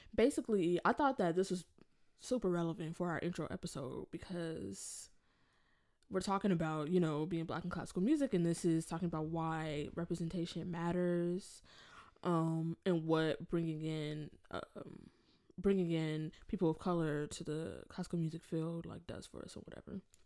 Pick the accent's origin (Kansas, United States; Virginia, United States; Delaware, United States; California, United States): California, United States; Inglewood; now in Rochester, United States; I'm from Los Angeles, California, but more specifically, more specifically, if you know like Los Angeles area, I'm from Inglewood.